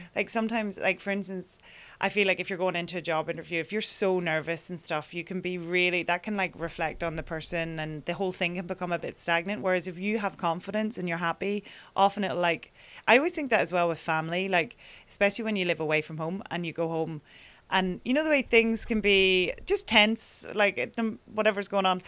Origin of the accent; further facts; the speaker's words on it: Ireland; moved away as an adult; now in New York, United States; as Irish people in our kind of tradition